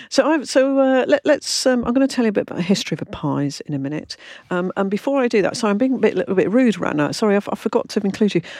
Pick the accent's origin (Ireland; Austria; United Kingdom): United Kingdom; London; I come from London